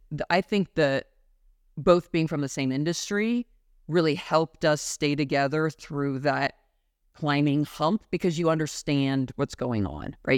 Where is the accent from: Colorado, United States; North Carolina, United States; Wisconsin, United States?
Colorado, United States; Denver; moved away as an adult; also born or lived in Arizona; my hometown of Denver